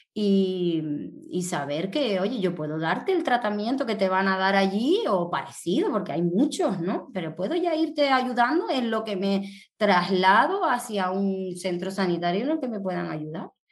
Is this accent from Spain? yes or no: yes; Tenerife, Canary Islands, Spain; aquí en mi tierra, en Tenerife